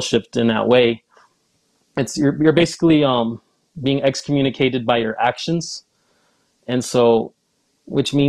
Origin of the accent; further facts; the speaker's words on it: Ogden, Utah, United States; also born or lived in California; I was raised in Utah